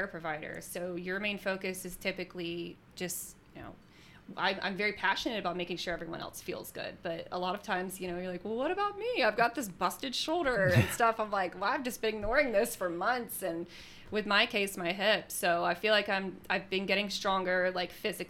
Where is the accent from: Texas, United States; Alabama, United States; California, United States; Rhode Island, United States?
Alabama, United States; born or raised there; now in Jacksonville, United States